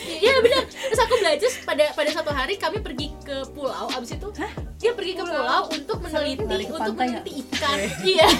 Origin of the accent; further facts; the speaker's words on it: Indonesia; moved away as an adult; now in Germany; kalau aku dari Indonesia